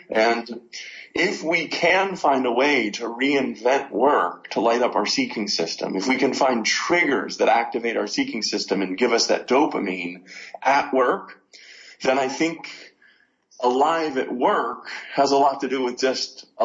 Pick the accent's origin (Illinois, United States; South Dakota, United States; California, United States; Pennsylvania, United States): Pennsylvania, United States; Pittsburgh; Oh, Pittsburgh, Pennsylvania.